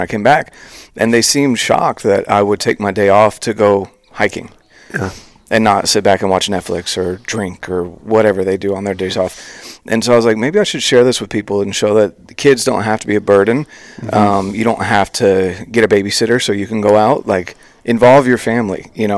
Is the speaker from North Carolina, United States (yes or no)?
yes; North Carolina, United States; moved away; I'm from North Carolina originally, and I grew up fishing, camping, doing a lot of things outdoors